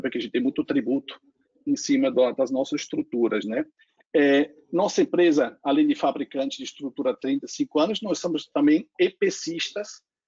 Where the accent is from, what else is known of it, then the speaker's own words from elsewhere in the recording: Switzerland; accent: foreign; Portuguese is a second language; moved away as an adult; now in Brazil; também tem um sotaque estrangeiro. Eu veio muito próximo onde Martin também nasceu, acho que alguns alguns quilometrinhos, né? É da Suíça. Eu nasci lá no perto do da fronteira da a, em, em, fato, eu nasci na fronteira da Áustria com a Alemanha, tem um lago lá chamado Bodensee, Lago Constanz